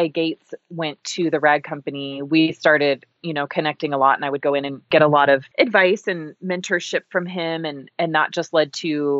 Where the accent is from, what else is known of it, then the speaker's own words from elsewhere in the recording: Boise, Idaho, United States; also born or lived in Walla Walla, Washington; we moved from Walla Walla, Washington to Boise, and I was born and raised here